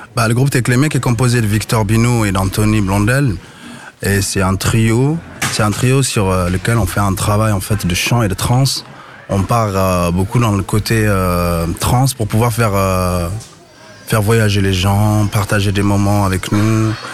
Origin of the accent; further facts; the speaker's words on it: Mali; now in Strasbourg, France; moi, je suis d'origine du Mali